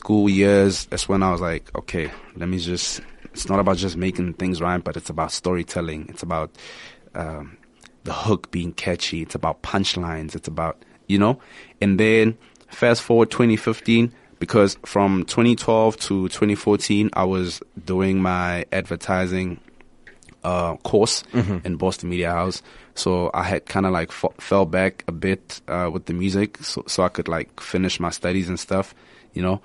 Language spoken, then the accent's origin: English; Vosloorus township, Gauteng, South Africa; I'm from Foslo in the Kasi